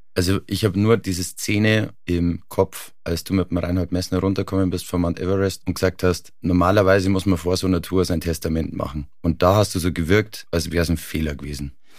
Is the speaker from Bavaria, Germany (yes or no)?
yes; near Garmisch-Partenkirchen, Bavaria, Germany; Ich bin in der Nähe von Garmisch-Partenkirchen aufgewachsen